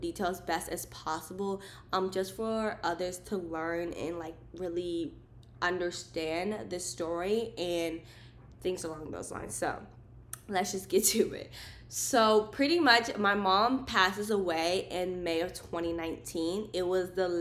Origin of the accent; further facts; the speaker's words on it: Maryland, United States; I was born and raised in Maryland, and that's where I lived at the time